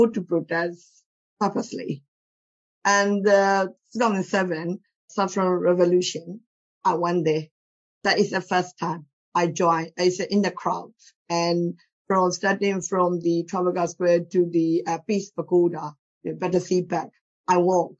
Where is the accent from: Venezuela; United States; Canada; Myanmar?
Myanmar; moved away as an adult; now in United Kingdom; I grew up in Myanmar until I was 26. I came here in 26 years old.